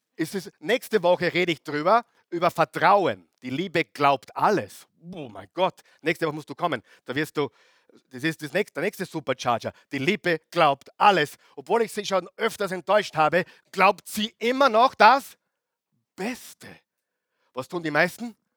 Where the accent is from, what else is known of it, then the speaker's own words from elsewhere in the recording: Austria; now in Vienna, Austria; wo ich, wo ich herkomme, Oberösterreich, Salzburg, wunderschön